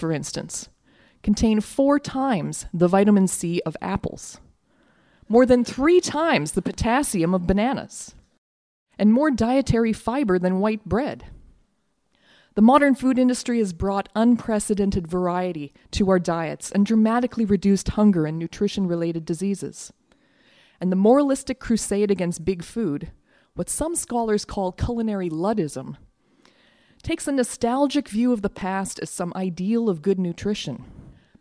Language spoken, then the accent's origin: English; Winnipeg, Manitoba, Canada; When I was a kid growing up in Winnipeg